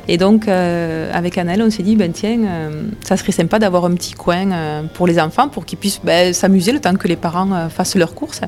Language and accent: French; Saint-Affrique, Occitania, France; j'habite dans l'Aveyron depuis ma naissance. Je suis partie un petit peu euh, dans les départements limitrophes, mais après je suis vite revenue à Aveyron. Je suis née ici, à Sainte-Afrique.